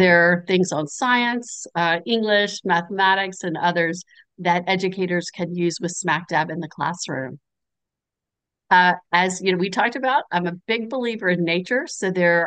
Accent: the South, United States; as a Southerner

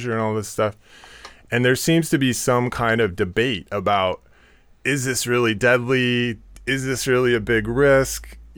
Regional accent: Seattle, Washington, United States; now in New York, United States; I'm from Seattle

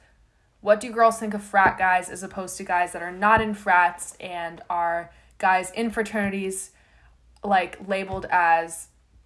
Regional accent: Florida, United States; I'm from Florida

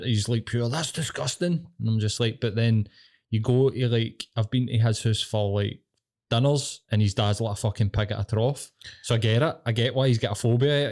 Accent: Glasgow, Scotland, United Kingdom; I'm fucking Glaswegian.

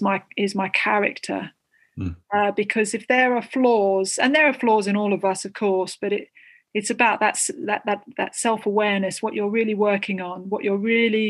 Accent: Southend-on-Sea, East of England, United Kingdom; moved away as an adult; also born or lived in Australia / Fiji; now in Sussex, United Kingdom; I was born in Essex, Southend-on-Sea, so Essex born and bred, lived briefly in Australia and Fiji.

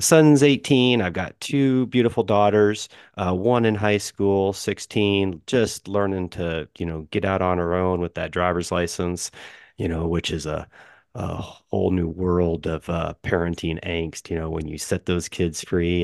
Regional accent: Kansas City, United States; I'm middle America, fly over country to, to some people, or as we generally refer to it, uh, the heartland. So Kansas City

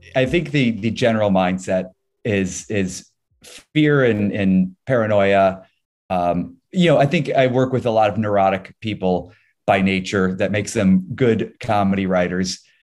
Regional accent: Ohio, United States; moved away as an adult; also born or lived in New York; now in Los Angeles, United States; Born and raised in Ohio, uh, I now live in Los Angeles

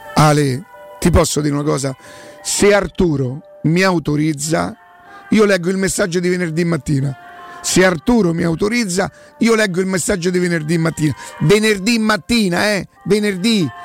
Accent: Rome, Lazio, Italy; Io sono di Roma, mica che vengo da un'altra parte e mi devo adattare

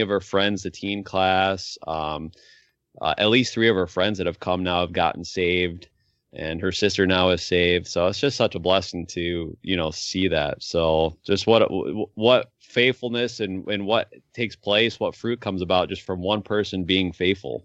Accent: New York, United States; now in Point Hope, United States; I grew up in New York

